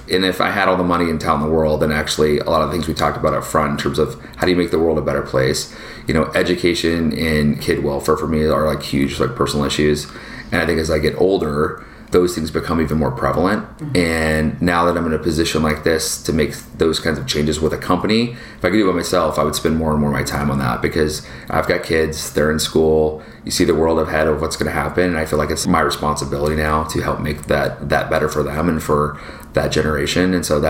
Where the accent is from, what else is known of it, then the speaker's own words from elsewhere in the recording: Seattle, Washington, United States; From a culture perspective, my mom, you know, and dad being in the Northwest, like, we grew up in Seattle, and at the time technology was booming, Microsoft and Amazon was coming up.